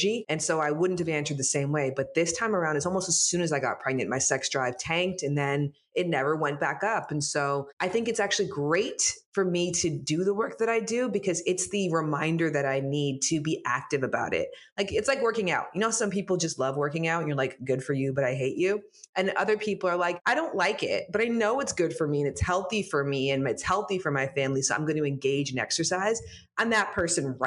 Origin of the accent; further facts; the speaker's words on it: Toronto, Ontario, Canada; now in Los Angeles, United States; I live in Los Angeles. I'm from Toronto